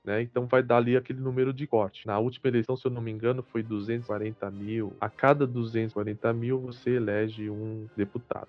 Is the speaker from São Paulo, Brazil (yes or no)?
yes; São Paulo, Brazil; Sou paulista, sou paulista, paulistano.